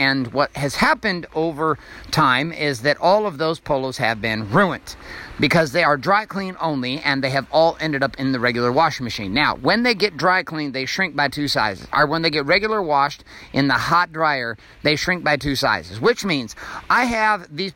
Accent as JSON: {"language": "English", "town": "Stockton", "region": "California", "country": "United States", "tie": "born or raised there", "said": "I grew up in Stockton, California"}